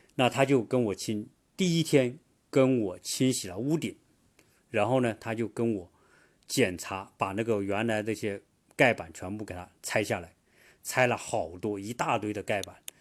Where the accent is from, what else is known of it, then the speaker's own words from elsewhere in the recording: China; now in United States; 我作为中国人